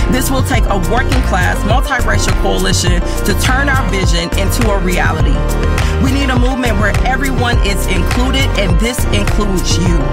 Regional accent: Chicago, Illinois, United States; now in Minneapolis, United States; I was born in Southside Chicago in a predominantly working class Black community.

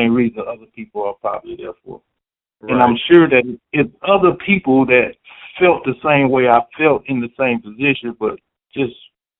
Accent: the South, United States; I'm from the South, so and I'm also a freshman, so I'm learning as I go.

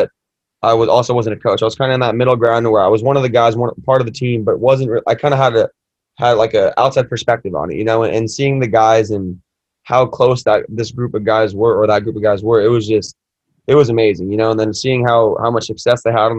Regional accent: Anaheim, California, United States; I'm born and raised in Anaheim, so I'm a local guy.

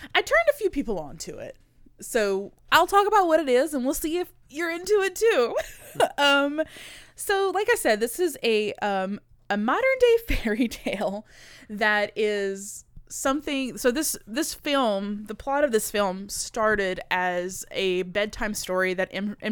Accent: near Houma, Louisiana, United States; the movie theater closest to my hometown was, like, forty-five minutes away in Homa

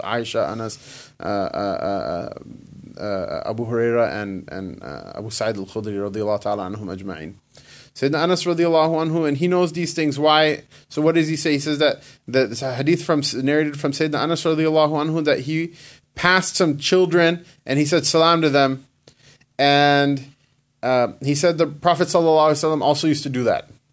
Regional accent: United States; I was born here. I'm not in, from Pakistan.

